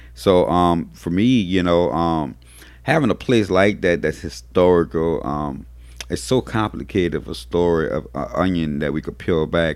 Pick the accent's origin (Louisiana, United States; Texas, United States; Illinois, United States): Louisiana, United States; New Orleans; I'm raised in New Orleans, born and raised in New Orleans